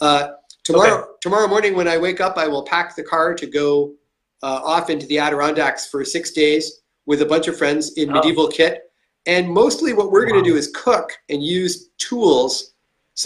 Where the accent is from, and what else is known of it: Canada